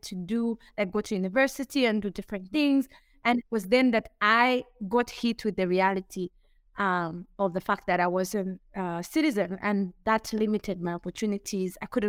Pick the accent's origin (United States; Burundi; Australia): Burundi; also born or lived in Zambia; now in Kigali, Rwanda; I'm from Burundi. I'm Burundian. I'm currently based in Rwanda. And I've lived, I'd say majority or maybe half of my life in Zambia.